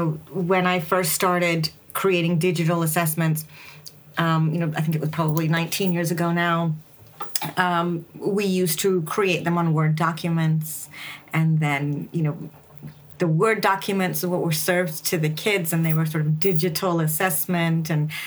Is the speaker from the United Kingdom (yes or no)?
yes; England, United Kingdom; also born or lived in United States; I am a person of color, and I grew up in England and the U.S. I'm Indian. My parents are immigrants.